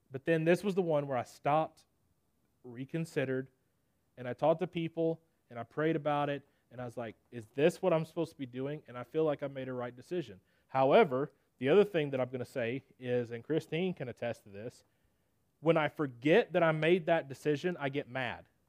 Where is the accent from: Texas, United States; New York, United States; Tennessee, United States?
Tennessee, United States; Nashville; I'm from Nashville, Tennessee, born and raised